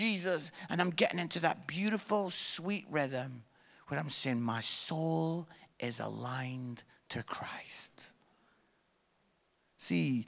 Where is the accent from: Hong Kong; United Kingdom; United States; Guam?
United Kingdom; Scotland; I am Scottish